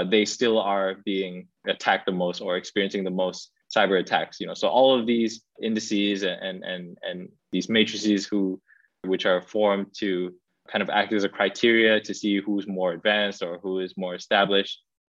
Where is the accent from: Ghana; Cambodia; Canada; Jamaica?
Cambodia; moved away; also born or lived in Singapore; my home country in Cambodia